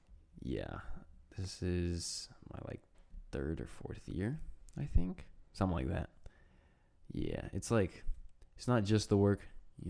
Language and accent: English; Spokane, Washington, United States; born or raised there; also born or lived in Stolin, Belarus